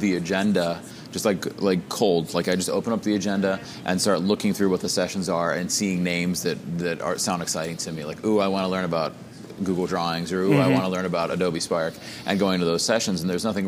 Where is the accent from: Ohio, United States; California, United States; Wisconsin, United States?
Ohio, United States; Northeast; I am from the Northeast Ohio area